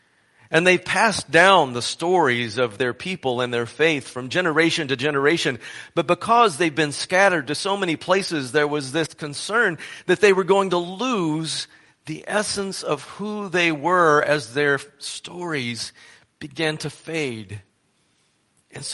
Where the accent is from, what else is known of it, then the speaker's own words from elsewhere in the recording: Marion, Illinois, United States; moved away as an adult; I'm from Marion, Illinois," personally, myself.